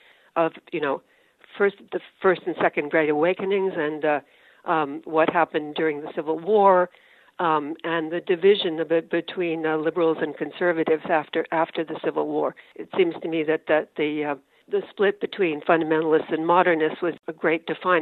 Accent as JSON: {"language": "English", "region": "New York", "country": "United States", "said": "I'm a New Yorker and an Episcopalian by background"}